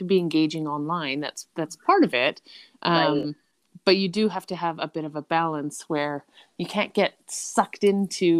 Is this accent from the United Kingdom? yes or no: no; Canada; being a Canadian coming to Maui